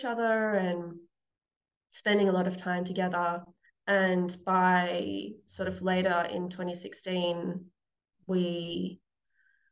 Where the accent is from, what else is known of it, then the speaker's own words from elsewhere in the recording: Newcastle, New South Wales, Australia; also born or lived in Sydney / Germany; now in Parkes, Australia; I'm from Newcastle, Mullumbimba. I was born there back in 1988. So I lived there most of my life